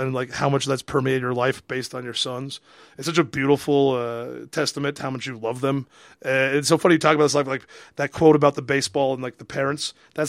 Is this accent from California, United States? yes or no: no; Kirkland, Washington, United States; moved away; I'm from Kirkland, Washington, home of the 1983 World Champs Little League team.